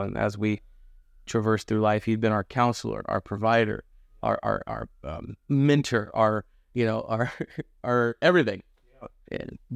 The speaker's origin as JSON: {"language": "English", "town": "Monmouth", "region": "Oregon", "country": "United States", "tie": "born or raised there", "also_born_or_lived": "Dallas, Oregon / Gresham, Oregon", "said": "we grew up in Dallas, or Dallas for a bit, and then Gresham, then we moved back to Monmouth. You know, it's kinda where I grew up"}